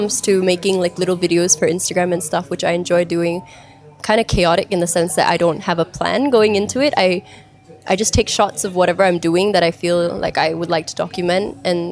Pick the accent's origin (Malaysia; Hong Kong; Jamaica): Malaysia; I'm Malaysian because that's where I was born, that's where I was bred.